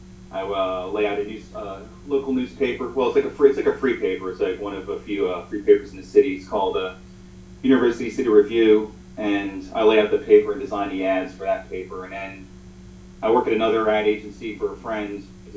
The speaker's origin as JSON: {"language": "English", "country": "Jamaica", "said": "So I'm like Jamaican."}